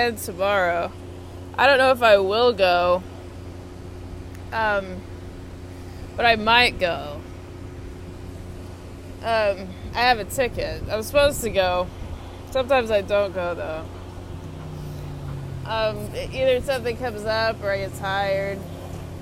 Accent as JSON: {"language": "English", "region": "Texas", "country": "United States", "moved": "yes", "said": "I'm from Texas originally"}